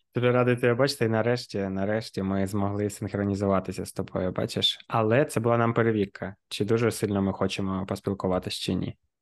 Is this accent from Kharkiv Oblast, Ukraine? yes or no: yes; Kharkiv, Kharkiv Oblast, Ukraine; ми, харків'яни, дніпряни